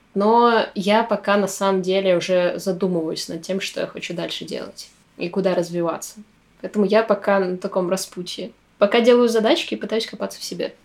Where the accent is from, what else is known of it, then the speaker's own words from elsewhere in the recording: Kirovsk, Murmansk Oblast, Russia; moved away as an adult; also born or lived in Apatity; now in Saint Petersburg, Russia; в моем родном городе у нас два городка Кировская и Апатиты. Вот, я живу в Кировске, работала в Апатитах